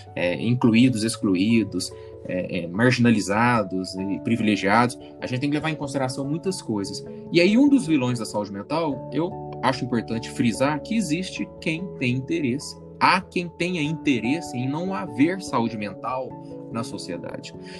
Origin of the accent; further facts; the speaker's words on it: Uberlândia, Minas Gerais, Brazil; eu não sou do Rio, não sou carioca, eu sou do interior de Minas Gerais, interiorzão mesmo, Uberlândia.